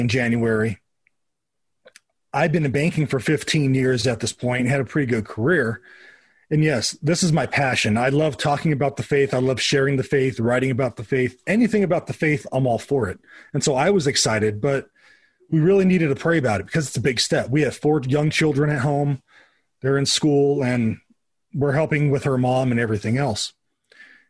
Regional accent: Southern California, United States; I grew up in the Wesleyan Church. I grew up in Southern California.

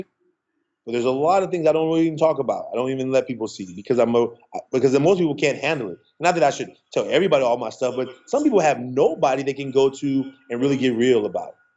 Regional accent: Oakland, California, United States; I grew up in Oakland

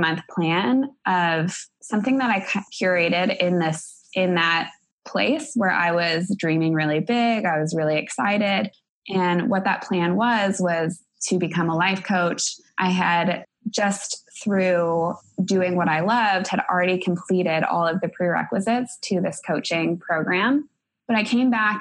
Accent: Denver, Colorado, United States; moved away as an adult; also born or lived in Atlanta, Georgia / Minneapolis, Minnesota; I grew up in Denver, Colorado

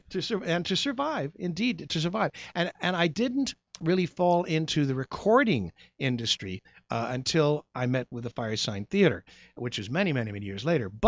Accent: Goshen, Indiana, United States; I was born in Goshen, Indiana, uh, of Amish Irish ancestry

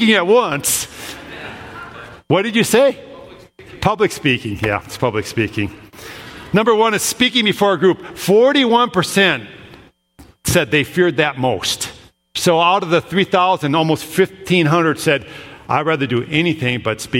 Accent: Minnesota, United States; I grew up in Minnesota.

